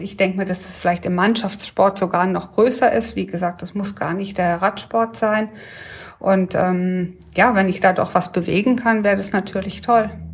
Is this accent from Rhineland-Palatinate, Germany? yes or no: yes; Ettringen, Rhineland-Palatinate, Germany; in Ettringen groß geworden.